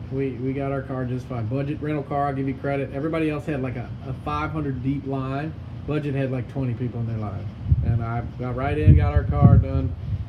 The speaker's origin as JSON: {"language": "English", "region": "Mississippi", "country": "United States", "said": "we're from Mississippi"}